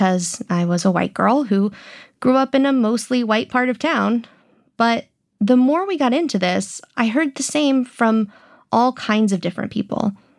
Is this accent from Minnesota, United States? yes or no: no; Houston, Texas, United States; I was born and raised in Houston. I went to Texas public schools and graduated from the University of Texas. I've written for newspapers and magazines across the state. Actually, I've never lived anywhere else.